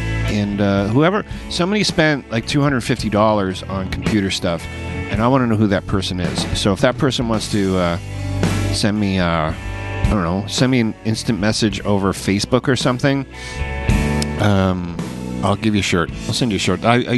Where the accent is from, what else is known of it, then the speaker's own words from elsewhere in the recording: Chicago, Illinois, United States; That's the way I talk. I'm talking from like I'm from Chicago.